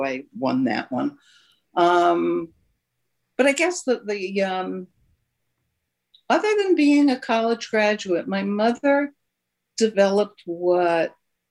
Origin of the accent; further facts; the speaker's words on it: New York, United States; I grew up in New York too